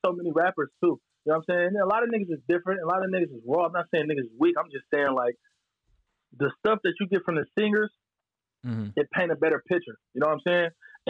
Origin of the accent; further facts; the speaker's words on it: Pittsburgh, Pennsylvania, United States; I'm from Pittsburgh, so it's already not heavy out here